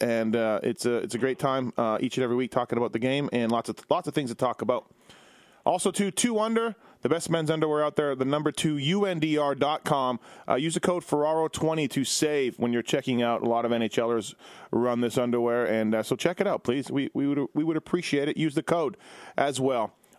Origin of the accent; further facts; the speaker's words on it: Winnipeg, Manitoba, Canada; where I grew up in Winnipeg